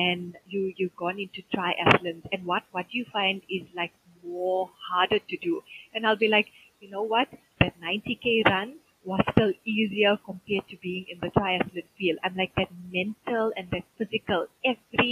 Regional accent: South Africa; being South African

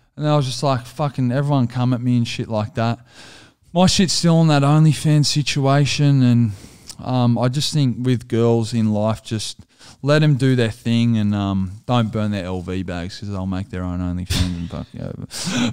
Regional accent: Australia; we're just Australian entertainers, good Aussie blokes

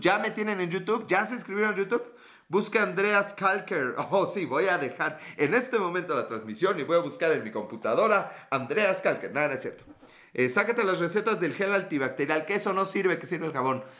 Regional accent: Mexico; nosotros, los mexicanos

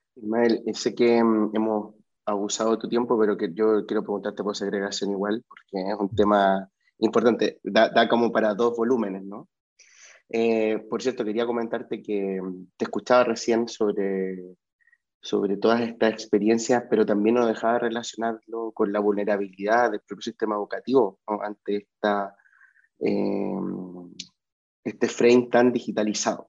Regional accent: Chile; moved away; yo como vengo de Chile

